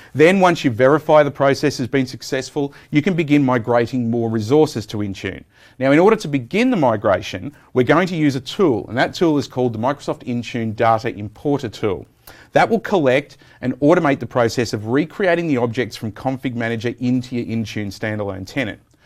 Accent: Australia; I'm an Australian

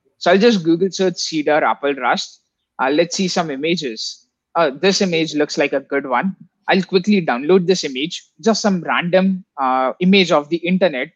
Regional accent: India; I come from India

